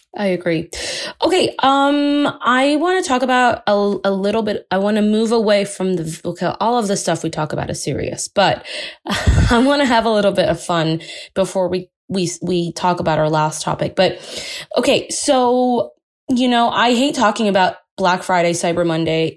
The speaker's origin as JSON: {"language": "English", "country": "India", "said": "I'm Indian"}